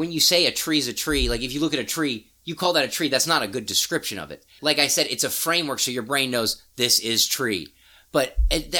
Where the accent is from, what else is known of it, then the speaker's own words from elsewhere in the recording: Missouri, United States; I grew up in Missouri.